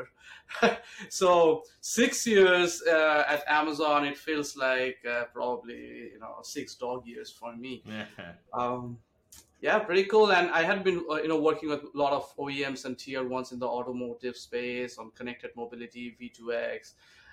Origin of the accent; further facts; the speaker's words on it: India; moved away as an adult; also born or lived in Kolkata, India; now in New York, United States; I grew up in India, and I did all my studies over there, worked few years in Calcutta, which is like the eastern part of India. Then I moved to US in 2007